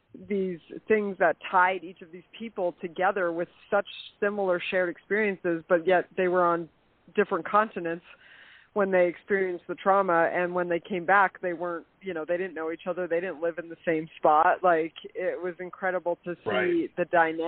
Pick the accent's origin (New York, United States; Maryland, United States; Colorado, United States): Colorado, United States; also born or lived in Marquette, Michigan; I was born in Marquette, Michigan, but my family moved to Colorado, so I was raised in Colorado